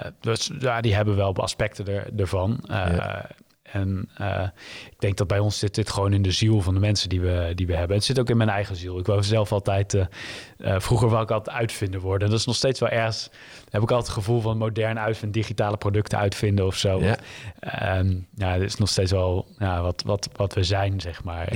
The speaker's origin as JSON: {"language": "Dutch", "town": "Leusden", "region": "Utrecht", "country": "Netherlands", "tie": "born or raised there", "said": "ik ben ja, heel veilig in een dorpje Leusden, wat bij Amersfoort ligt, uh, opgegroeid"}